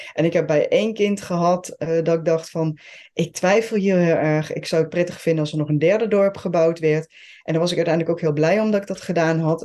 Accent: Switzerland; Dutch is a second language; now in Netherlands; ik ben geboren en getogen in eh, Zwitserland. ben in Nederland komen wonen. Heb de Nederlandse taal moeten leren.

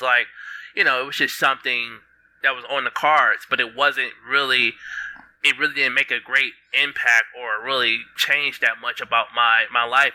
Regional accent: Detroit, Michigan, United States; I'm from Detroit. I'm 30. I'm living in. Uh, uh, Michigan right now.

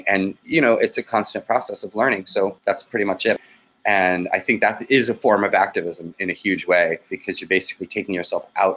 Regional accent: Boston, Massachusetts, United States; moved away; Boston Freedom Rally, which is my hometown.

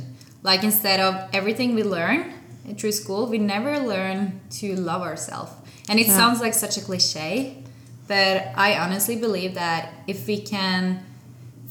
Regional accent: Norway; I'm from Norway

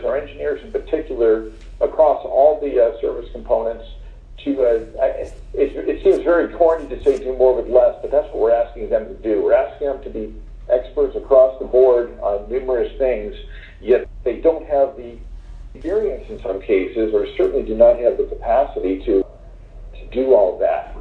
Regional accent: Florida, United States; moved away as an adult; now in Doha, Qatar; I'm from Florida, I live in Florida now

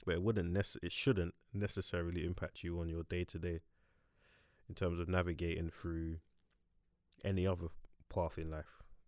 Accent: London, United Kingdom; growing up in London

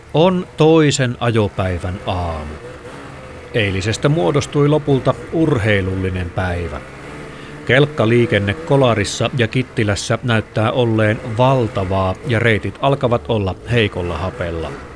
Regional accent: Lapland, Finland; täällä meillä Lapissa

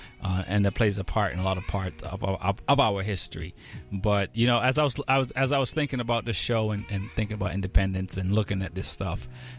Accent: Jamaica; moved away; as born Jamaican and indoctrinated Jamaican

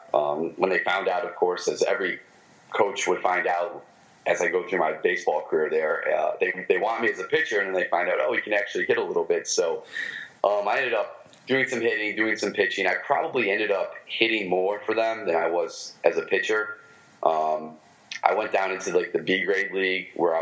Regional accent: Michigan, United States; accent: Michigan; my Michigan accent

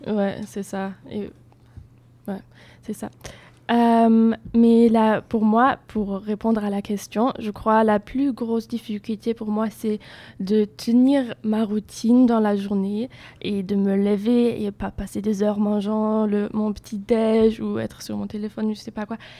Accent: Germany; French is a second language; moved away as an adult; now in Bordeaux, France; je viens d'Allemagne

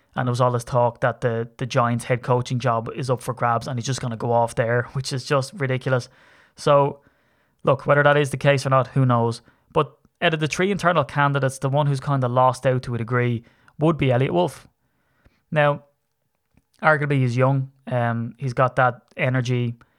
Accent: Ireland; I'm a leprechaun from Ireland

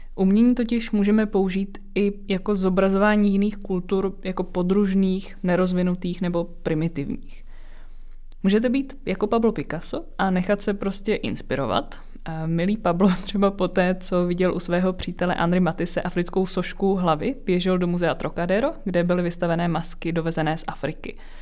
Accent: Czechia; my jako Češi se třeba vztahujeme k praotci Čechovi

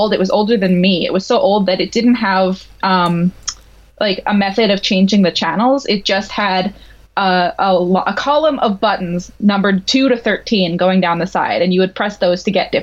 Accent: Montreal, Quebec, Canada; I grew up in Montreal in Canada

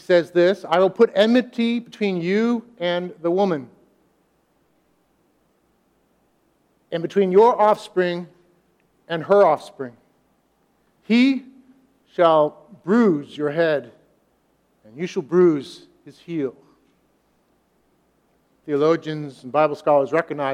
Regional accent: United States; us as American Christians

